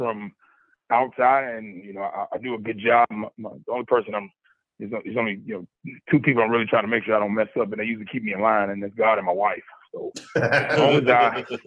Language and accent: English; Chicago, Illinois, United States; moved away; I'm from Chicago, so I love coming down to the South and kind of being proud that I'm from Chicago